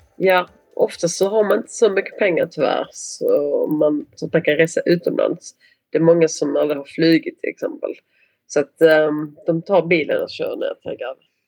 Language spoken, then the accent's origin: Swedish; Malmö, Skåne, Sweden; born or raised there; accent: Scanian; moved away as an adult; now in Portugal